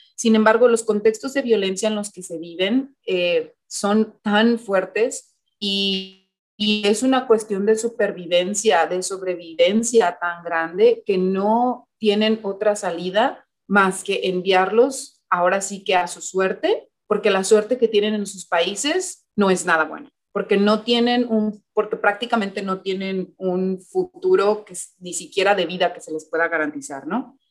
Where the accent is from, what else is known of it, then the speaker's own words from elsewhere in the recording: Mexico; now in United States; como personas mexicanas